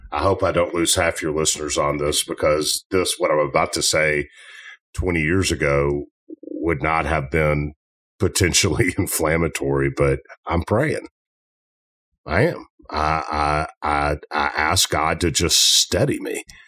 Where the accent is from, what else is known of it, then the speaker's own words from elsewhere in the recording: Memphis, Tennessee, United States; I'm from Memphis.